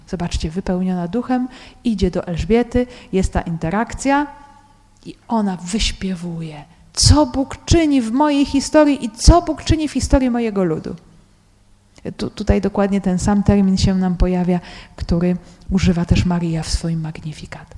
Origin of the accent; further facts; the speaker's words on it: Poland; ja z Polski